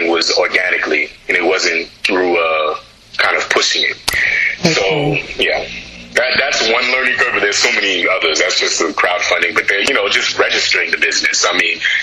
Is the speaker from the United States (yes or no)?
yes; United States; also born or lived in Ghana; as an American Ghanaian kind of raised